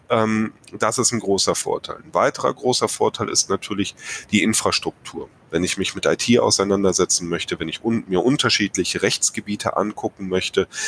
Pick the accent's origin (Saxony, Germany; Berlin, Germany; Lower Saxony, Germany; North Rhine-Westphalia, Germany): North Rhine-Westphalia, Germany; Ja, weil Herr Schüll und ich, wir kommen hier aus dem Rheinland.